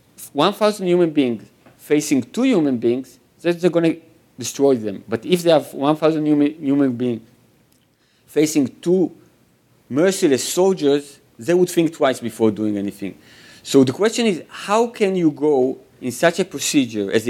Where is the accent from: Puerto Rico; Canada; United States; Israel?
Israel; growing up in Israel and being the son of a Holocaust survivor